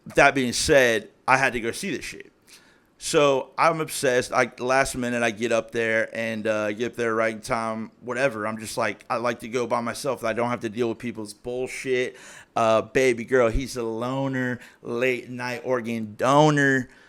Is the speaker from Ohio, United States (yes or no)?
yes; Springboro, Ohio, United States; I grew up in Springboro, Ohio